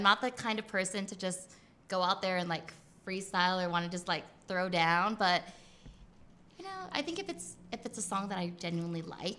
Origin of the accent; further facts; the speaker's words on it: Guam; I'm not. I'm from Guam. And so they're like, oh, Guam, is that short from Guatemala? And I'm like, nah, it's a U.S. territory. We're like all the way near the Philippines and like the East Asia